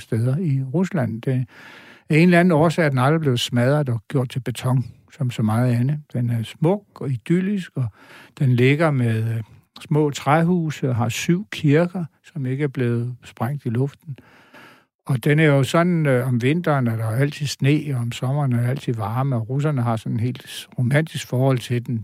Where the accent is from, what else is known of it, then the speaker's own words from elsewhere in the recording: Bogense, Southern Denmark, Denmark; moved away; Bogense er min barndomsby.